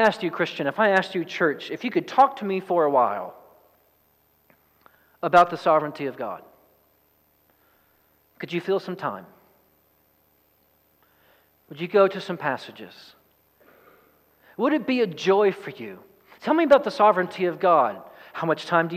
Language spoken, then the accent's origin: English; East Texas, United States; I'm from East Texas